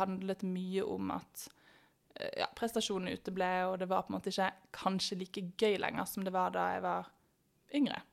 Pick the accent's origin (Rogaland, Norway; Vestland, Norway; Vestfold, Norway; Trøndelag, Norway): Vestland, Norway; Bergen; moved away as an adult; now in Oslo, Norway; Jeg kommer fra Bergen, men har bodd i Oslo nå siden 2014.